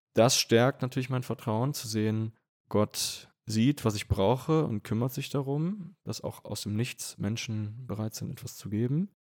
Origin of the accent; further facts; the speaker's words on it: Germany; moved away as an adult; also born or lived in Vienna, Austria; now in Münster, Germany; Münster eigentlich relativ nah liegt bei meiner Heimat. Und ich hatte auch den Wunsch, mal wieder nach Deutschland zurückzukehren.